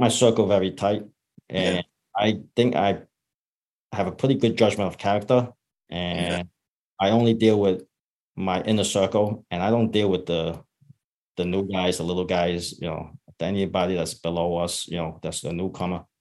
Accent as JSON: {"language": "English", "country": "United States", "tie": "born or raised there", "said": "I grew up in Chinatown"}